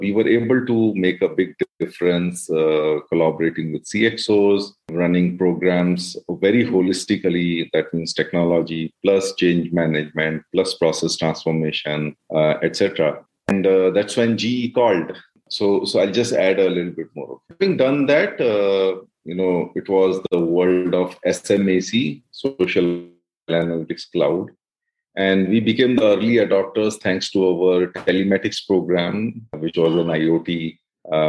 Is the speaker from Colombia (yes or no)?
no; Uttarakhand, India; moved away as an adult; also born or lived in Prayagraj / Hyderabad / Mumbai; I grew up in Uttarakhand.